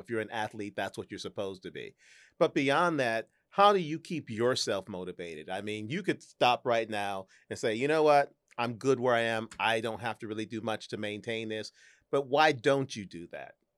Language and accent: English; St. Louis, Missouri, United States; moved away; my hometown of Saint Louis